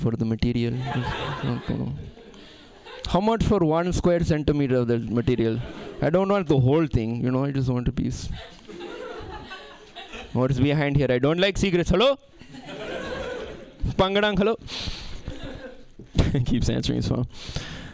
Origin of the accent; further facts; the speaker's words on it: San Francisco, California, United States; I was born and raised here.